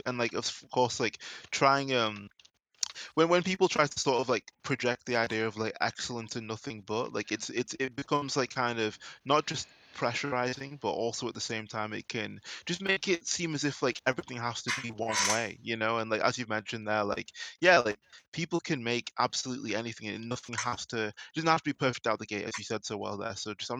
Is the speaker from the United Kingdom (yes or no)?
yes; England, United Kingdom; even though I'm English